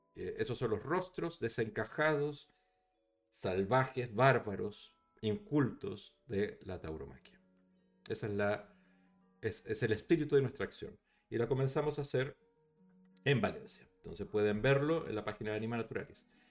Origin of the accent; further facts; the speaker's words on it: Chile; moved away as an adult; now in Barcelona, Spain; yo, yo soy chileno, o sea, no, no soy español, además soy español, pero, pero llegué aquí hace el año 99